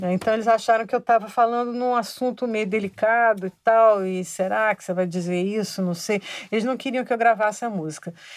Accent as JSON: {"language": "Portuguese", "region": "Rio de Janeiro", "country": "Brazil", "tie": "born or raised there", "said": "Eu cresci no Rio de Janeiro, então a minha infância, nos anos 50, era muito é, regada a carnaval"}